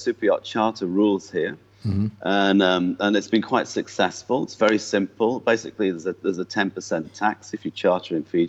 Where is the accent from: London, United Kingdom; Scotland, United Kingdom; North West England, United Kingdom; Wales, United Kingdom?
North West England, United Kingdom; accent: mongrel accent; It's a bit of a mongrel accent by now, but it's, I was from just north of Liverpool.